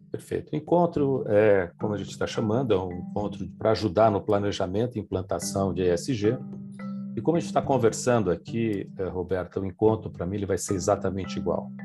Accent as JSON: {"language": "Portuguese", "region": "São Paulo", "country": "Brazil", "moved": "yes", "lives_now": "Campinas, Brazil", "said": "eu sou de São Paulo, moro em Campinas"}